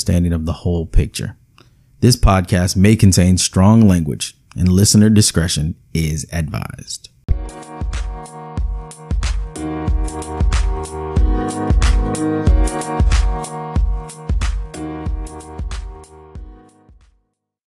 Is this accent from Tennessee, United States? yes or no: no; Houston, Texas, United States; growing up in Houston with a large Nigerian population